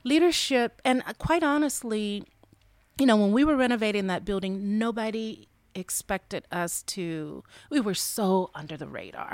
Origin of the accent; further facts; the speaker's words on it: Albany, Georgia, United States; moved away as an adult; also born or lived in Atlanta, Georgia; now in Dallas, United States; I'm originally from Albany, Georgia